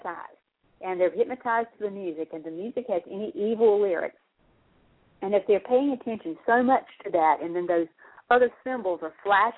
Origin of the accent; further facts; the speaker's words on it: South Georgia, United States; growing up in South Georgia